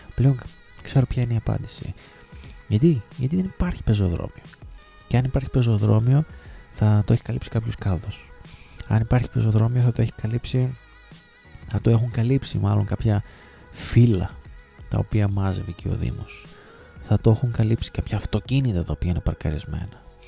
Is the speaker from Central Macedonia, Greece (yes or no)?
yes; Thessaloniki, Central Macedonia, Greece; moved away as an adult; also born or lived in Trikala / Sparta / Alexandroupoli; Εγώ γεννήθηκα και μεγάλωσα στη Θεσσαλονίκη και συγκεκριμένα στην ε, Τριανδρία μέχρι τα 17-18 μου χρόνια